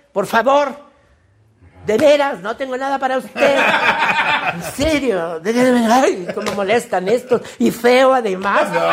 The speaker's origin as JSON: {"language": "Spanish", "town": "Carrizal", "region": "Veracruz", "country": "Mexico", "tie": "born or raised there", "said": "en Carrizal Carrizal, Veracruz, que es mi pueblo de mm. origen"}